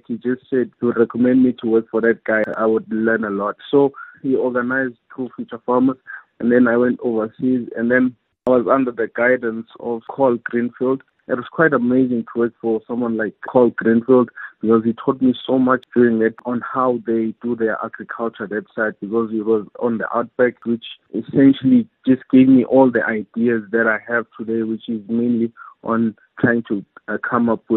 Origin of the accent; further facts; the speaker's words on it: Mutu, KwaZulu-Natal, South Africa; also born or lived in Ladysmith; I grew up in Mutu, in KZN, but my family is originally from Ladysmith